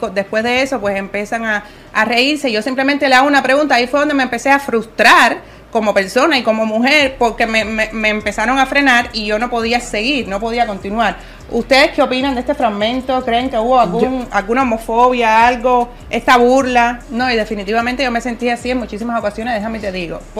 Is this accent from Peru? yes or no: no; Cuba; moved away as an adult; Porque soy cubana y porque viví en Cuba hasta los 21 años.